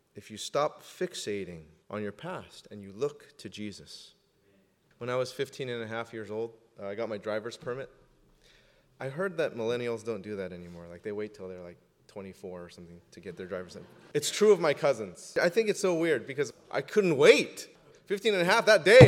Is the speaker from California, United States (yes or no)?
yes; Southern California, United States; I'm from Southern California, and I put the before the number